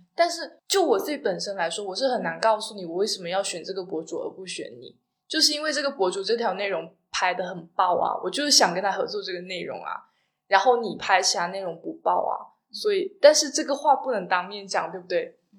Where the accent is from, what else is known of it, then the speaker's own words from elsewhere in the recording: Guangdong, China; 我是广东人嘛